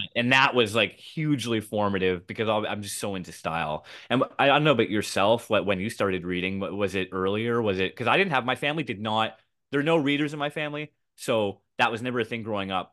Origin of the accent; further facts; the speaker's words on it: Canada; I'm from Canada